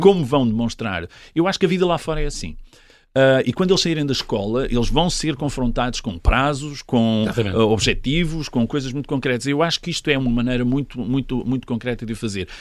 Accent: Portugal; Eu, eu encontro-me como português

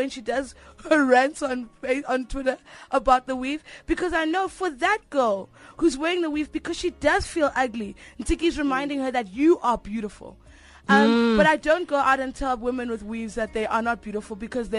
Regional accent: South Africa; Listening to this conversation, I really want to affirm that I am a South African. I recognize other South Africans

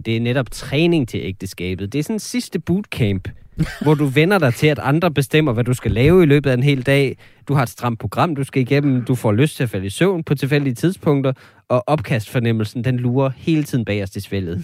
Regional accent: North Jutland, North Denmark Region, Denmark; nu er jeg jo også fra Nordjylland

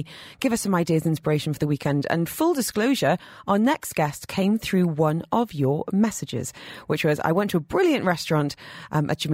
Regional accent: United Kingdom; moved away as an adult; now in United Arab Emirates; I'm from the UK

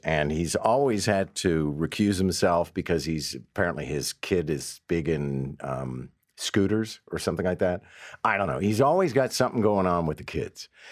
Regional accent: Montreal, Quebec, Canada; now in Toronto, Canada; I grew up in Montreal where pretty well people drink anywhere

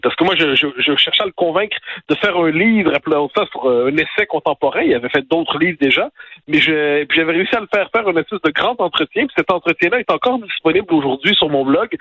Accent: Quebec, Canada; chez nous au Québec

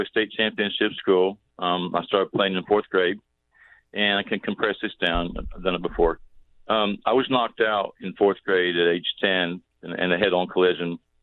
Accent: Southern Ohio, United States; I grew up in Southern Ohio.

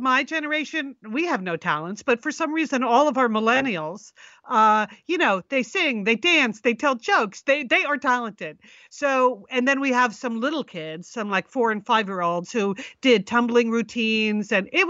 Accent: Connecticut, United States; in Connecticut.

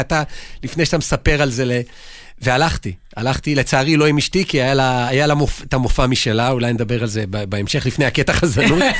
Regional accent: Jerusalem, Jerusalem District, Israel; אני ירושלמי

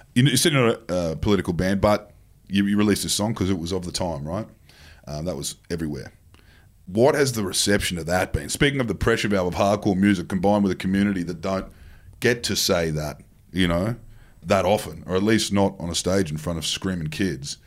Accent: Queensland, Australia; as a Queenslander

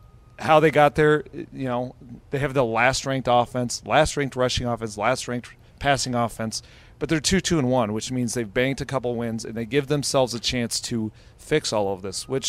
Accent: Cleveland, Ohio, United States; I'm from Cleveland

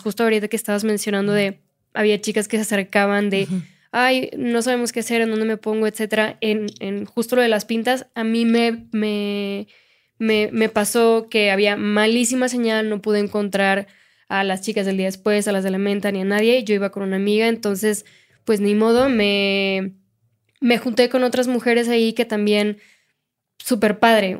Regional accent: Monterrey, Nuevo León, Mexico; now in Mexico City, Mexico; Yo soy de Monterrey

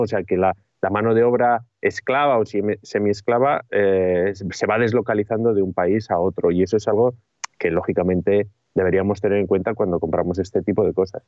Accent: Bilbao, Basque Country, Spain; yo soy de Bilbao, y Bilbao, cuando yo crecí en la década de los 80, era una ciudad gris

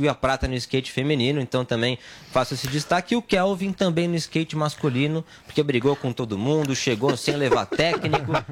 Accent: Brazil; Eu sou brasileiro, que nasci no Brasil

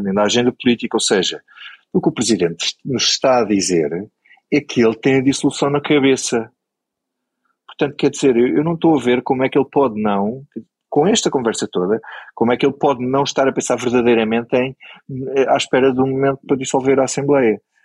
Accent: Grândola, Alentejo, Portugal; eu, sou de Grândola

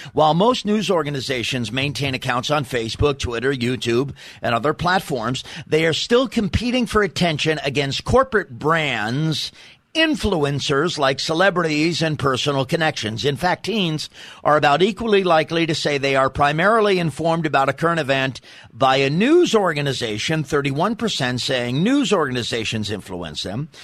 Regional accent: New York City, New York, United States; I'm from Staten Island, New York.

